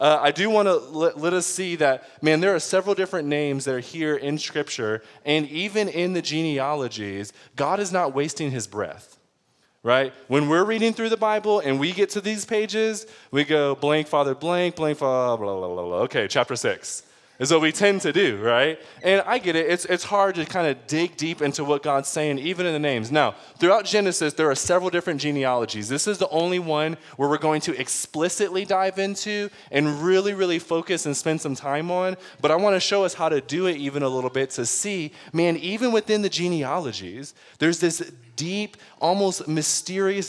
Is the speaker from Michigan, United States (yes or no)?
yes; Detroit, Michigan, United States; I'm from Detroit